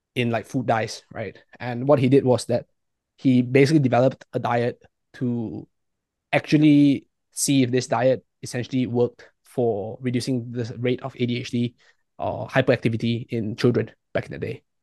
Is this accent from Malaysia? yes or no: yes; Malaysia; I'm from Malaysia.